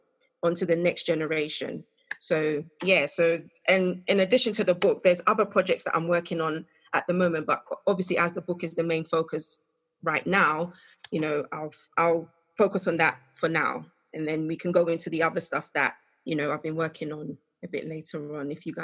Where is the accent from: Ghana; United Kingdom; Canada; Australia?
Ghana; I'm Ghanaian.